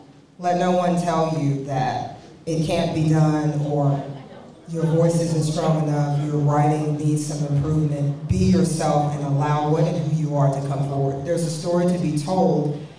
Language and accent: English; Mississippi, United States; being that I'm from Mississippi